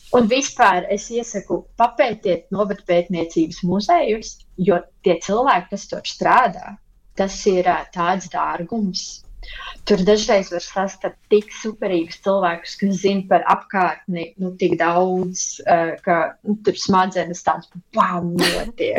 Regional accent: Latvia; now in Germany; es visu savu bērnību pavadīju Latvijā

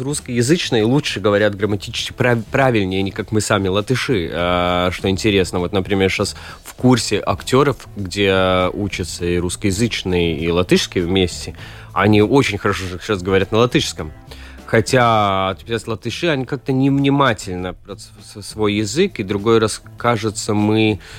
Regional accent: Riga, Latvia; Russian is a second language; Сам я родился в Риге и вырос в Риге

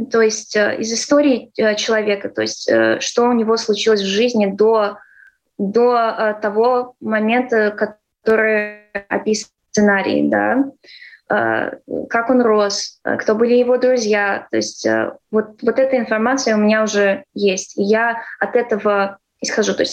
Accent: Ireland; also born or lived in Latvia / California; Нет, я выросла в Ирландии. Но ну, я здесь родилась, и в 6 лет э, мы уехали.

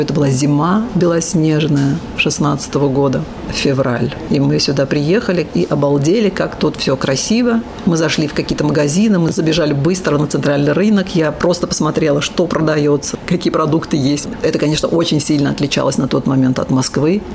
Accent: Ashgabat, Turkmenistan; moved away as an adult; also born or lived in Germany; now in Latvia; Я восточный человек, я родилась в Ашхабаде

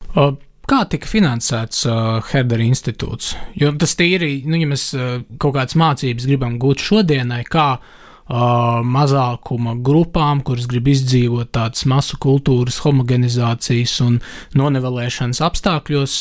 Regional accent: Latvia

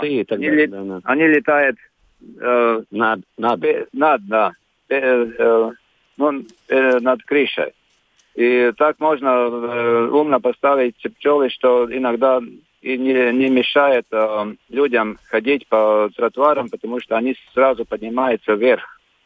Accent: Latvia; Russian is a second language; я из Саудоса

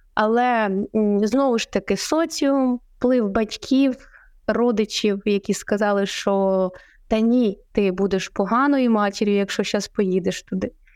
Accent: Poltava Oblast, Ukraine; мою рідну Полтавську

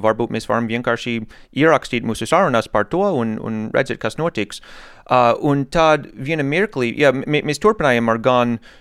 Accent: United States; Latvian is a second language; moved away as an adult; now in Jelgava, Latvia; oriģināli es esmu no Amerikas

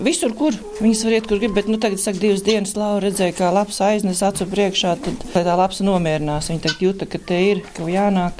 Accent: Lubāna, Madona Municipality, Latvia; also born or lived in Ogre; now in Stelpe Parish, Latvia; Īstenībā no Lubānas, Madonas puses, bet es ogrēju, gāju vidusskolā

